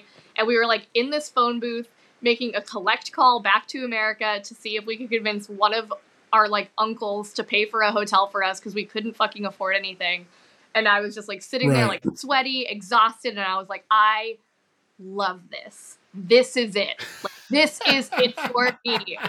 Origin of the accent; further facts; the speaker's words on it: New Hampshire, United States; moved away as an adult; also born or lived in Boston, Massachusetts / Australia; now in Las Vegas, United States; Lived there until I was like 7, and then my family relocated to New Hampshire, just a couple hours away. I grew up. I grew up on the East Coast.